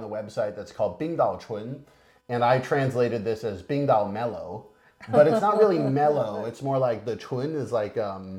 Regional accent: Boston, Massachusetts, United States; moved away as an adult; also born or lived in Beijing; I grew up kind of in the Boston area and then went to Beijing.

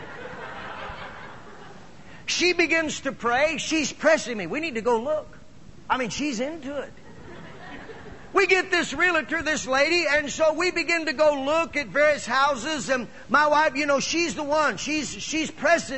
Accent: Midwest, United States; moved away; also born or lived in Phoenix, Arizona; I was actually from the Midwest

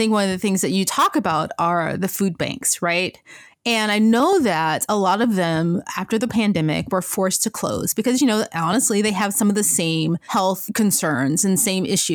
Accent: Memphis, Tennessee, United States; I grew up in Memphis

